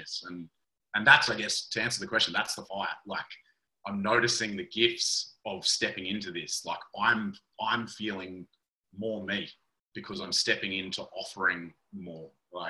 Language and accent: English; Kyogle, New South Wales, Australia; I grew up in the Northern Rivers of New South Wales, little town called Kyogle